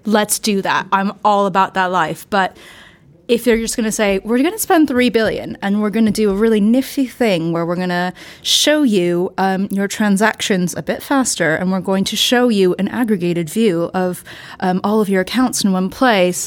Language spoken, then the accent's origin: English; United States; speaking as an American